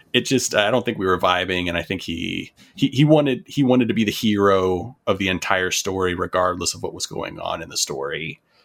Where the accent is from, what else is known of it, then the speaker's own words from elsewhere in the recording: North Carolina, United States; also born or lived in Florida; I was born in Florida, stayed there until I was about eight, and then I moved to North Carolina